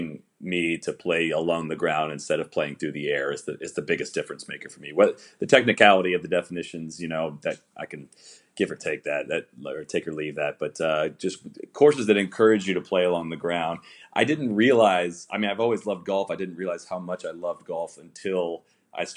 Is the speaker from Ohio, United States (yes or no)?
yes; Dublin, Ohio, United States; my hometown